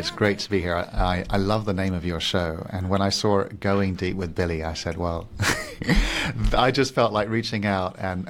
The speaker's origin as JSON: {"language": "English", "country": "Singapore", "tie": "born or raised there", "also_born_or_lived": "Switzerland / Paris, France", "second_language": "English", "lives_now": "Barcelona, Spain", "said": "But I'm originally Swiss and I grew up in Singapore and Paris. And I just feel like I'm a big mixture from many different places. But right now, Barcelona feels my home."}